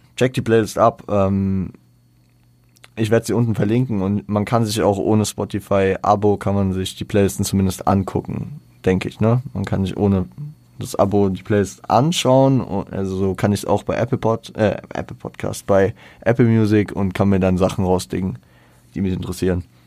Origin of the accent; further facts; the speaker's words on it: Frankfurt, Hesse, Germany; ich bin ja stolzer Frankfurter